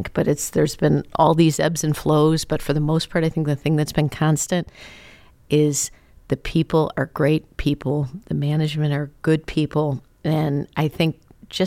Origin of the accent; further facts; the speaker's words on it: Chicago, Illinois, United States; I grew up in Chicago